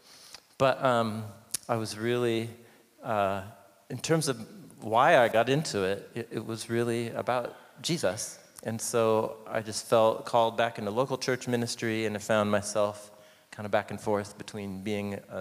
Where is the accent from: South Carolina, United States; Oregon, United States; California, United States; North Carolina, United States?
Oregon, United States; Portland; I grew up here in Portland